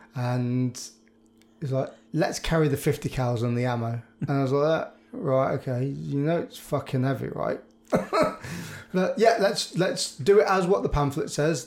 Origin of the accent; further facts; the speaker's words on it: Birmingham, West Midlands, United Kingdom; I'm from Birmingham